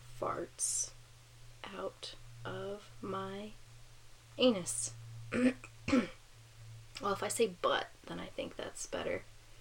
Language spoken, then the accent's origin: English; Hawaii, United States; I'm probably doing it better than a lot of other white people because I grew up in Hawaii.